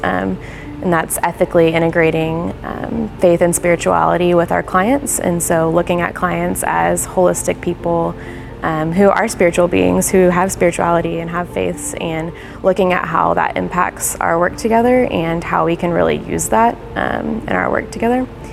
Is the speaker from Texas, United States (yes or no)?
yes; Houston, Texas, United States; also born or lived in College Station, Texas; I was born and raised in Houston. I grew up in Clear Lake with my family